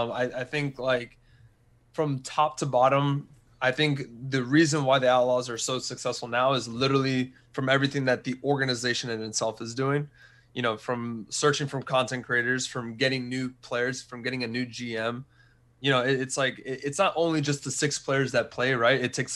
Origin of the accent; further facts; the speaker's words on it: Texas, United States; also born or lived in Wichita Falls / Austin / San Antonio; But Texas is one of the places that I lived the most and where I was born. So I was born in Wichita Falls, so up north.